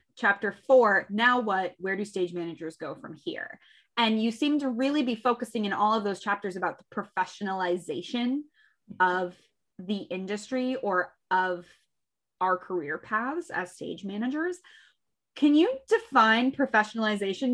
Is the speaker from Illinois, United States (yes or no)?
yes; Western Central Illinois, United States; also born or lived in New York; now in Chicago, United States; I grew up in Western Central Illinois